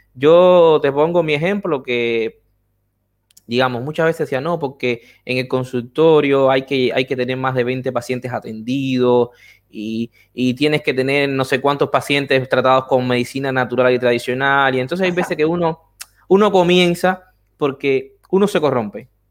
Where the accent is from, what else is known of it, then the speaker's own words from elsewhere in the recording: Havana, Cuba; moved away as an adult; now in Argentina; soy médico de San Miguel de Padrón, eh, de la provincia de La Habana